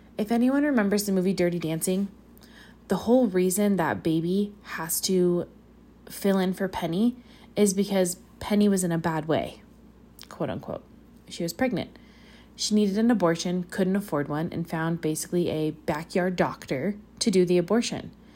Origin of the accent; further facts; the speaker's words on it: Pacifica, California, United States; also born or lived in Woodland; back in my hometown of Pacifica